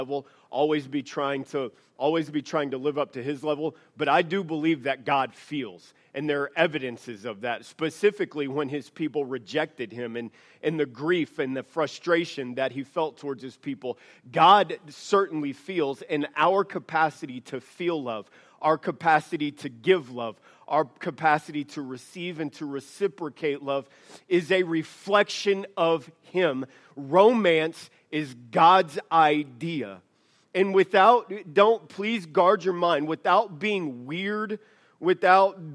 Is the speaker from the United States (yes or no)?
yes; the South, United States; now in Idaho, United States; I'm from the South